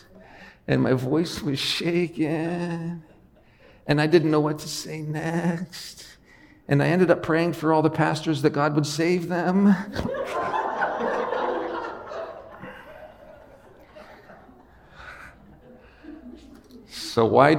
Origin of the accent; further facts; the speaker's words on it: Western Pennsylvania, United States; moved away; I was raised in Western Pennsylvania.